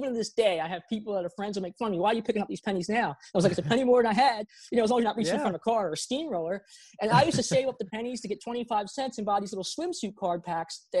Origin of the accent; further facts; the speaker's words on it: Baltimore, Maryland, United States; also born or lived in South Korea; I grew up in Baltimore, Maryland.